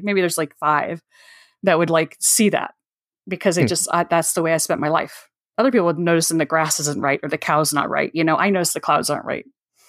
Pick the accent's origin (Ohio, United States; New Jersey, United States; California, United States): California, United States; So someone took some pictures in the area I grew up in Northern California